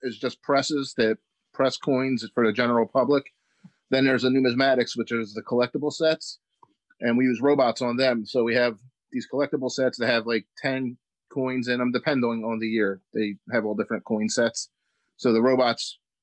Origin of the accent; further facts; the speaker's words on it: Philadelphia, Pennsylvania, United States; moved away as an adult; now in Galloway, New Jersey, United States; I grew up in Philadelphia, in South Philly.